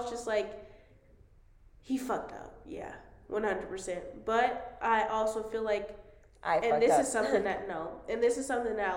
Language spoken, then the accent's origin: English; United States; I'm American